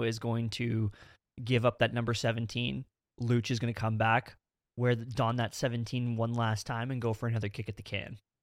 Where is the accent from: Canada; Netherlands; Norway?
Canada; we are Canadian